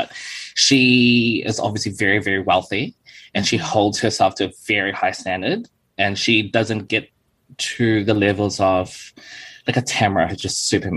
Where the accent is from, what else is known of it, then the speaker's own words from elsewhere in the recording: New Zealand; accent: typical New Zealand accent; also born or lived in Philippines; now in Gold Coast, Australia; I was born in the Philippines, Southeast Asia. But when I moved to New Zealand at the age of 10, I dropped my Filipino accent within, I'd say, 6 months.